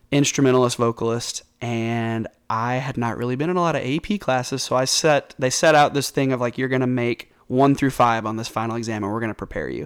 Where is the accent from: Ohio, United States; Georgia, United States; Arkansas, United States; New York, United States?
Arkansas, United States; Bentonville; also born or lived in North Little Rock, Arkansas / Conway, Arkansas; I've lived in Arkansas my entire life. I grew up mostly in Bentonville, up in Northwest Arkansas.